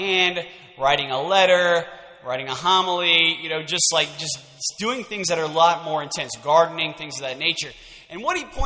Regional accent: Lafayette, Louisiana, United States; I am from Lafayette, born and raised.

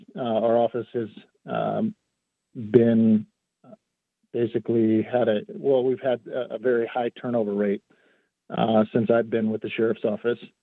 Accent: Culver, Oregon, United States; I grew up here in Jefferson County. Um, I went to school in Culver. Uh, I've been here my entire life.

